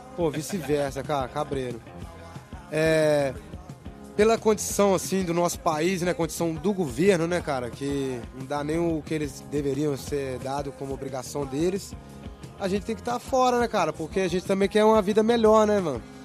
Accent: Minas Gerais, Brazil; now in Barcelona, Spain; Pelo menos lá na minha cidade era assim

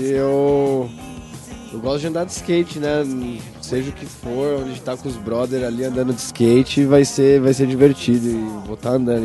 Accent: Santo André, São Paulo, Brazil; also born or lived in São Bernardo do Campo; Nasci em São Bernardo, mas morei depois em Santo André com a família ali

